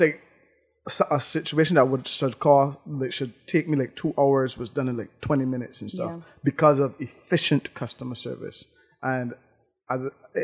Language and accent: English; Barbados; moved away; I was like, Barbados